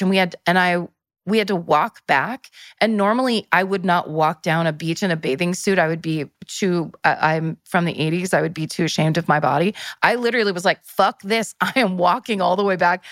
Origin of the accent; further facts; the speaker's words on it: Northern California, United States; I'm from Northern California